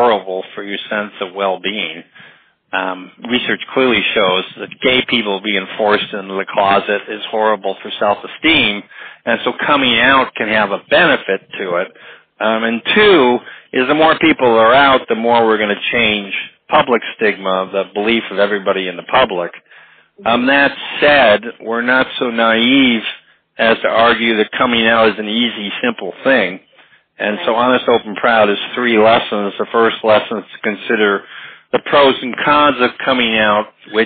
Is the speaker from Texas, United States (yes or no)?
no; Chicago, Illinois, United States; I grew up in Chicago in 1968, the big year of the Grant Park riots. I was only 12 years old